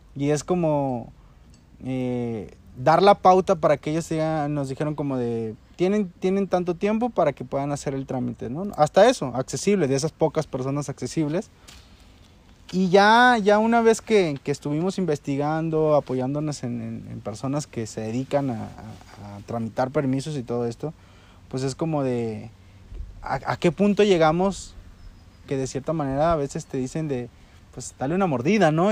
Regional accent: Mexico; como mexicanos

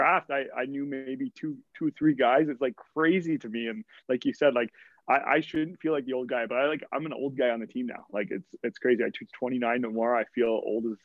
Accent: Kitchener, Ontario, Canada; I grew up in Kitchener

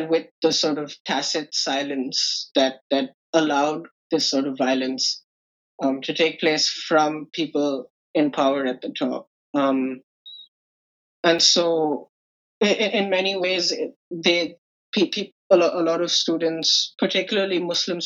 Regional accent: South India, India; Back home, I'm from South India.

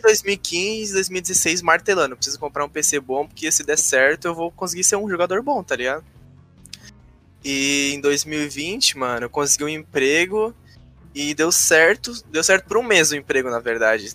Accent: Rio Grande do Sul, Brazil; sou do Rio Grande do Sul, tenho 19 anos.

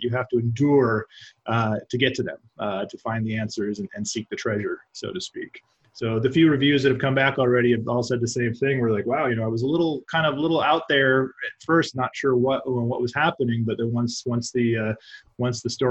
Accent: Arizona, United States; also born or lived in Fargo, North Dakota; I grew up in Arizona. I grew up in the desert.

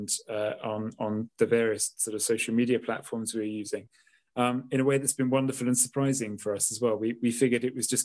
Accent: Lincolnshire, East Midlands, United Kingdom; moved away as an adult; also born or lived in Yorkshire / Hull, East Yorkshire; now in Northampton, United Kingdom; I grew up in Lincolnshire

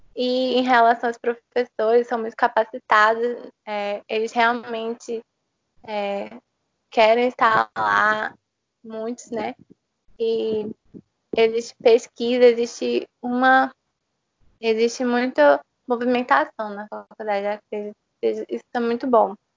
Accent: Recife, Pernambuco, Brazil; moved away as an adult; now in João Pessoa, Brazil; eu sou de Recife, eu morei lá quase a minha vida toda e eu vim para João Pessoa

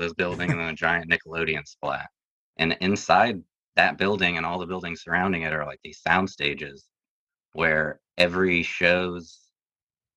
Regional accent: South Florida, United States; I'm originally from South Florida

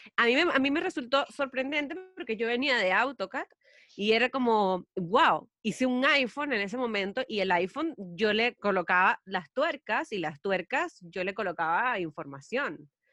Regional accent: Venezuela; moved away as an adult; now in Chile; yo soy venezolana em, y estoy aquí en Chile desde hace cuatro años

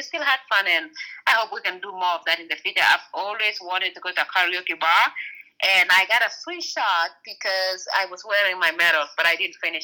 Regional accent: Kenya; moved away; I grew up in Kenya

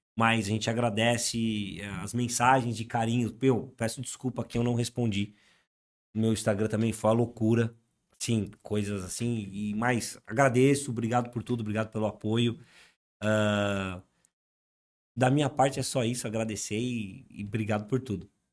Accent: Atibaia, São Paulo, Brazil; a gente é de Atibaia

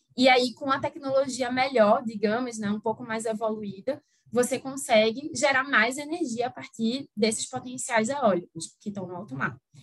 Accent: Recife, Pernambuco, Brazil; now in Rio de Janeiro, Brazil; Mas meu sotaque não engana, né, apesar de eu morar no Rio hoje em dia, é, eu sou de Recife, e aí mantenho o sotaque

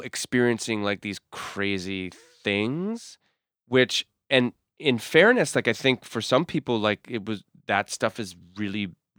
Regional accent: Massachusetts, United States; But I want you to understand that, like, I grew up in Massachusetts.

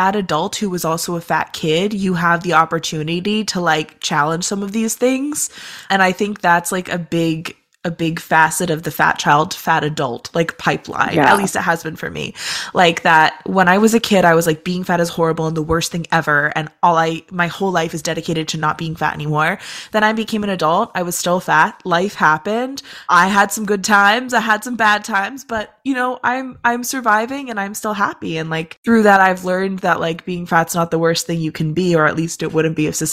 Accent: Vermont, United States; moved away; I'm from Vermont.

